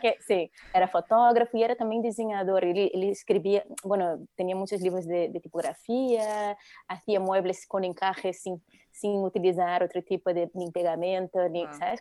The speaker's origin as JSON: {"language": "Spanish", "country": "Brazil", "second_language": "Spanish", "moved": "as an adult", "lives_now": "Spain", "said": "llevo ya 22 años en España, pero bueno, por mi acento ya se ve que soy brasileña"}